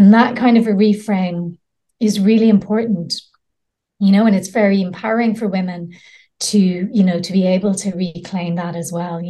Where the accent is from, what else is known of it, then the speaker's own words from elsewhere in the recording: Ireland; now in Spain; I grew up in Ireland, very Catholic countries. I'm living in Spain at the moment